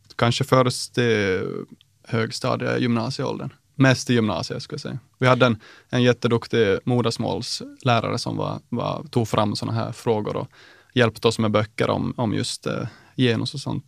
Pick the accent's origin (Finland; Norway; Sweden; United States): Finland; Nykarleby, Ostrobothnia; jag är från Nykarleby i Österbotten